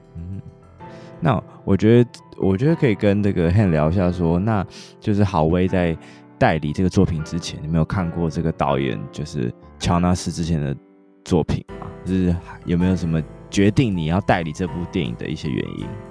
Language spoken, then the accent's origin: Chinese; Taiwan; 身为台湾人